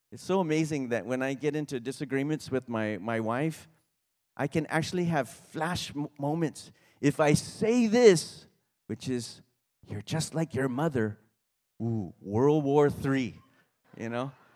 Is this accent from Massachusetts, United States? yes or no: no; Kauai, Hawaii, United States; moved away; I grew up on Kauai